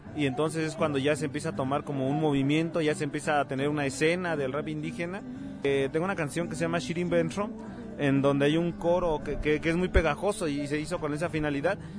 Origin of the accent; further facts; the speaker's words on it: Mexico City, Mexico; nosotros que crecimos en barrio, en la Ciudad de México